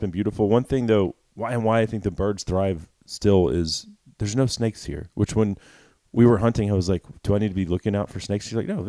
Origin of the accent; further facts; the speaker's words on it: Dallas, Texas, United States; I told you I was born in Dallas, Texas, so Dallas County.